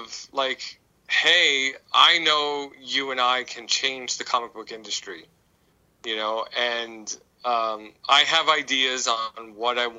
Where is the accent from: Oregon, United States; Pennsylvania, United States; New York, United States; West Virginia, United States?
New York, United States; New York City; I'm a 90s from Brooklyn. Guy.